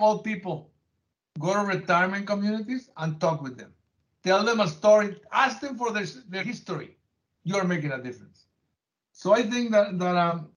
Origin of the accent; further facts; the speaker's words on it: Mexico; moved away as an adult; now in United States; When I was growing up in Mexico